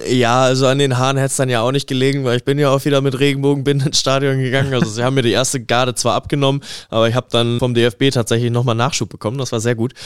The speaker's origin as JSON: {"language": "German", "country": "Germany", "said": "ich nehme als Deutscher auch meine Werte"}